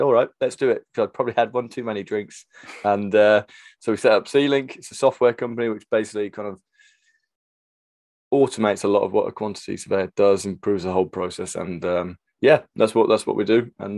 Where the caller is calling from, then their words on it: London, United Kingdom; I'm calling in from North London